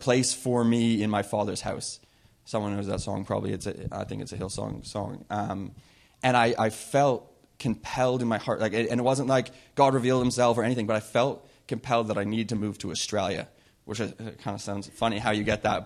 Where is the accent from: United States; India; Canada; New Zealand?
Canada; Whistler, British Columbia; moved away; I grew up in Whistler, and I grew up in a Christian home